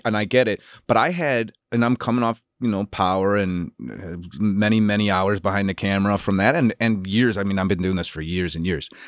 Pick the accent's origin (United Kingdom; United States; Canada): United States; Chicago, Illinois; moved away as an adult; also born or lived in New York / Los Angeles; as a Chicagoan